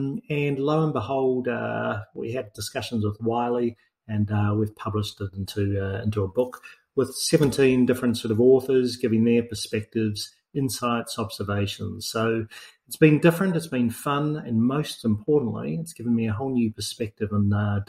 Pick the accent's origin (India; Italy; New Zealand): New Zealand; now in Australia; So I'm a New Zealander originally, even though I live in Australia.